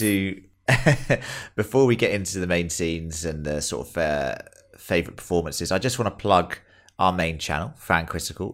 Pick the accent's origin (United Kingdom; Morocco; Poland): United Kingdom; England; now in Australia; we're all English